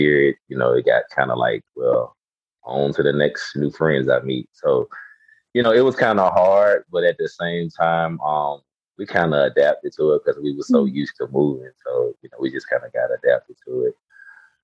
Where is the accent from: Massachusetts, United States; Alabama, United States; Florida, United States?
Alabama, United States; Birmingham; now in Atlanta, United States; I'm originally from Birmingham, Alabama. I was born and raised in Birmingham, Alabama.